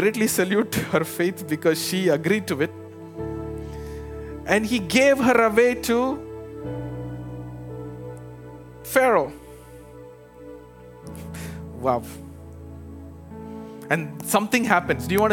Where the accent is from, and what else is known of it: India; moved away as an adult; now in United States